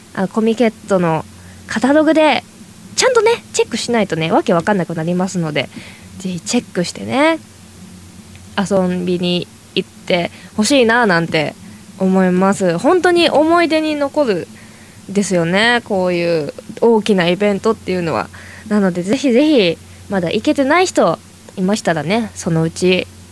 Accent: Toyama, Japan; moved away as an adult; now in Tokyo, Japan; 私は地元の 富山県にいた時ですね

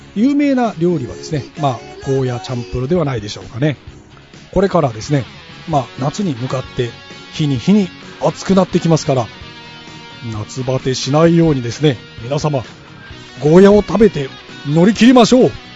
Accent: Kumamoto, Japan; 僕の地元の熊本では

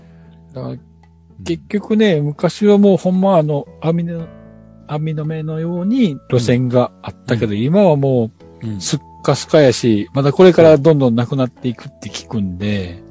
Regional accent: Shikoku, Japan; 四国は、あの、えっ、ー、と、自分の地元というか実家なんですけども

